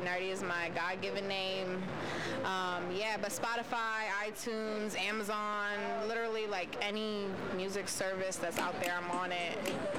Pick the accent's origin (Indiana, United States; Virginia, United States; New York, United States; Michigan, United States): Virginia, United States; So I am originally from Northern Virginia.